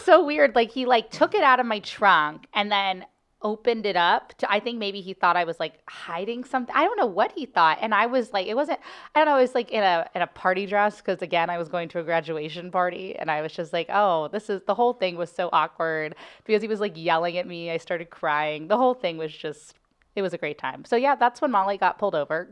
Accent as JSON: {"language": "English", "town": "Cincinnati", "region": "Ohio", "country": "United States", "tie": "born or raised there", "moved": "yes", "lives_now": "St. Louis, United States", "said": "I'm from Cincinnati"}